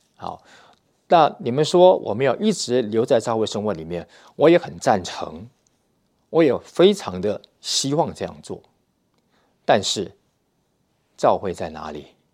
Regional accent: Taiwan; moved away as an adult; now in Russia; 我们呢是来自台湾

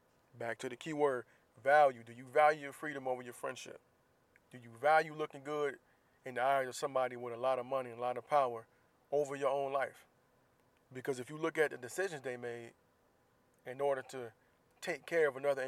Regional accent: Jacksonville, Florida, United States; moved away; my hometown of Jacksonville, Florida.

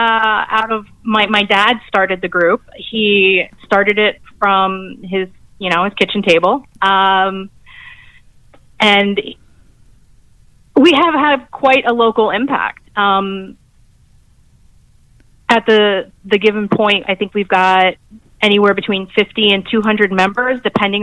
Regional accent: Columbus, United States; I grew up in Columbus and everyone was a hunter and a fisher

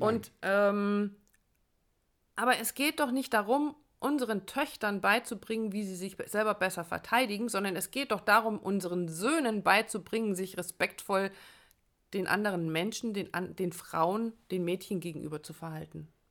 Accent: Germany; bei uns in Deutschland

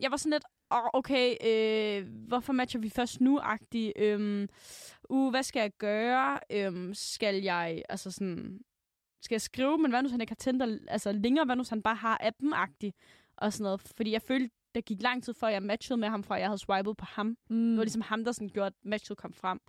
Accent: Aalborg, North Denmark Region, Denmark; moved away; Så var jeg hjemme i Aalborg

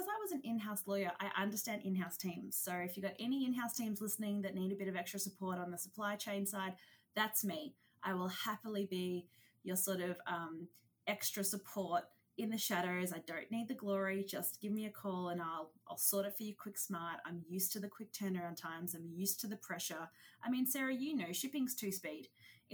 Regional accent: Australia; I'm an Aussie. Don't know if you can tell from the accent

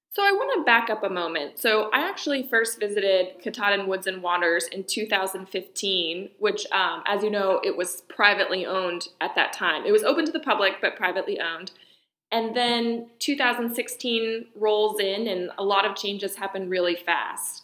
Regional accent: Cumberland, Maine, United States; I grew up in Cumberland, Maine

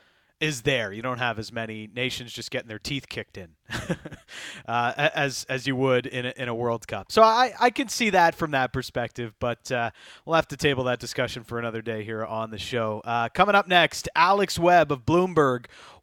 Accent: Canada; I want an actual qualifying moment at some point in my life as a Canadian soccer fan.

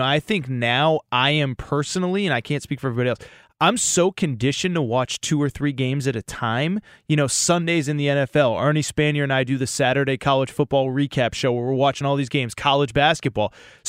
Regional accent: New England, United States; because I've always been a huge college hoops fan growing up in New England

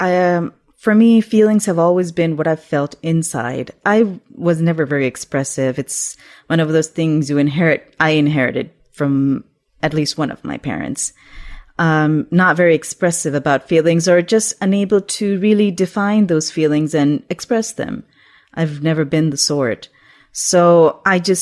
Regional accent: Pakistan; When I was growing up in Pakistan, we used to have satellite TV at that time

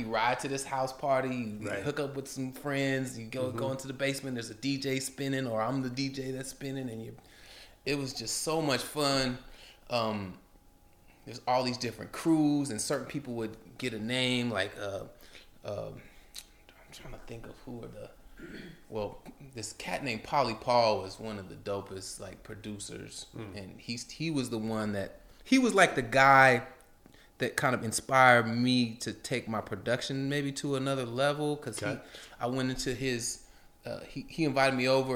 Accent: Portland, Oregon, United States; there was a lot of gang violence, growing up in Portland

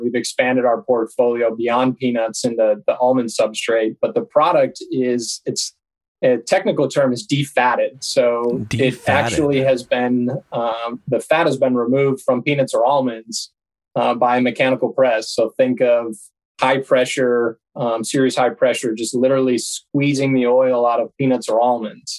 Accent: Buffalo, New York, United States; moved away as an adult; also born or lived in St. Simons Island, Georgia; I was born and raised in Buffalo, New York

